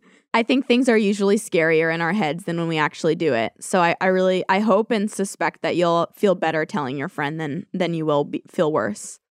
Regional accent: California, United States

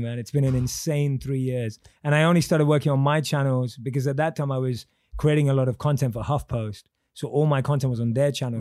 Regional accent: London, United Kingdom; born and raised in London

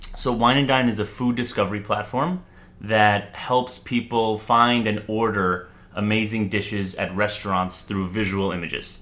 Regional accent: New York City, New York, United States; I am from New York City born and raised in Manhattan.

